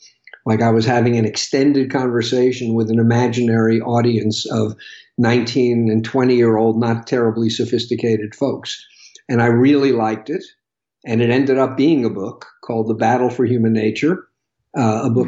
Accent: New York, United States; I grew up in New York

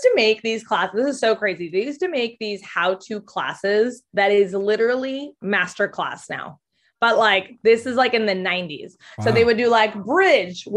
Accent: Mexico; I grew up in Mexico, but I went to the American school in Mexico

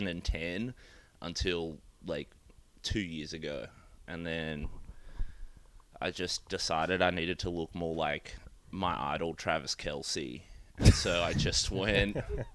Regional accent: Australia; now in United States

